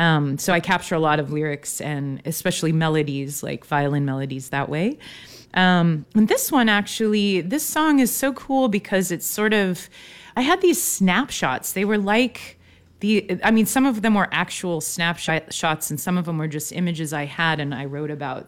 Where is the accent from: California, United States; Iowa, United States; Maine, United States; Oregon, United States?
Oregon, United States; Eugene; also born or lived in Manzanita, Oregon; now in Portland, United States; I grew up in Eugene.